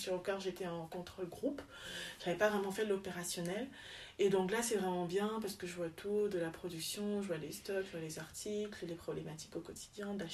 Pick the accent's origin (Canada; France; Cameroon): Cameroon; Yaoundé, Centre; also born or lived in Douala; alors mes parents sont du Cameroun, mhm. donc j'ai grandi un peu, enfin je suis née à donc j'ai grandi un peu à Yaoundé, puis à Douala